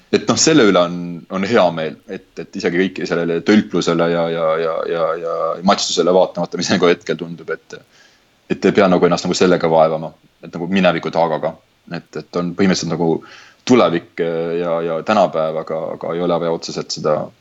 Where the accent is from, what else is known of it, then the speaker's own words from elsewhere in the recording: Estonia; moved away; ma olen Eestist